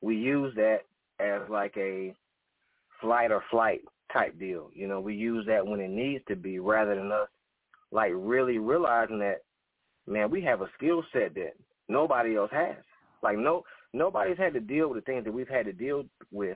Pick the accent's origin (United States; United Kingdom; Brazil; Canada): United States; Alabama; now in South Carolina, United States; I'm from originally from Alabama. I currently reside in South Carolina